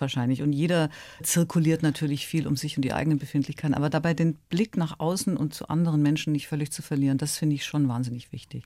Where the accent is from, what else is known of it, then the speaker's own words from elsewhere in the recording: Ulm, Baden-Württemberg, Germany; moved away as an adult; also born or lived in Munich; aus Ulm, die wirklich ein bisschen eine kleine Provinzmaus war. Das muss man ganz ehrlich sagen. Ich kam ja nun wirklich, kam aus der Kleinstadt und war auf dem Land letztlich groß geworden